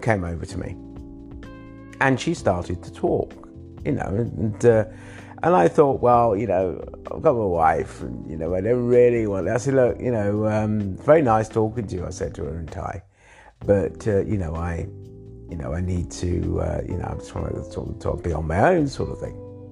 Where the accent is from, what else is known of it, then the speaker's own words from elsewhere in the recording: England, United Kingdom; now in Thailand; I was born in England